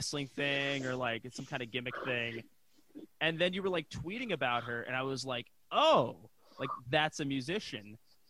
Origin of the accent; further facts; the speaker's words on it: United States; me, as an American